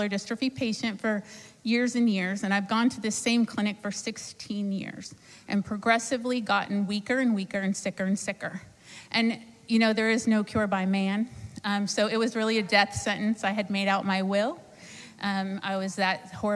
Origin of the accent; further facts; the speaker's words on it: Sarasota, Florida, United States; I'm from Sarasota, Florida.